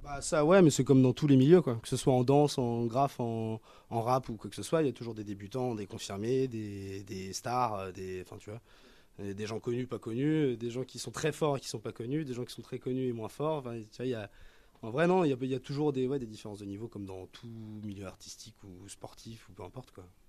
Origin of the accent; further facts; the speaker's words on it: Nantes, Pays de la Loire, France; Je viens de Nantes